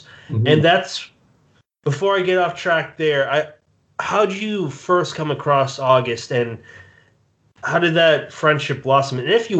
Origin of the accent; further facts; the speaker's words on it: Massachusetts, United States; moved away as an adult; now in New Jersey, United States; I'm from Massachusetts, about 30 minutes north of Providence